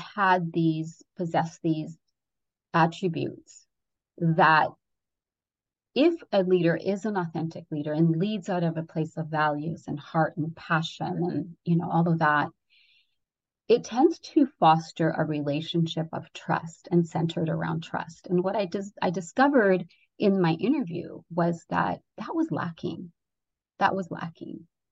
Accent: Redondo Beach, California, United States; also born or lived in Ecuador; I immigrated here from Ecuador, South America, and by the time I was eight, we moved into this one area in uh, Southern California in Redondo Beach

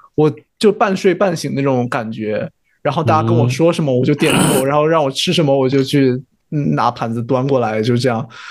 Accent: Zibo, Shandong, China; now in Canada; 我们那边现在家乡菜， 我们淄博人会做酥锅

